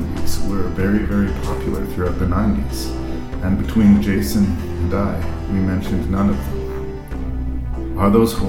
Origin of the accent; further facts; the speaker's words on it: Canada; I'm a Canadian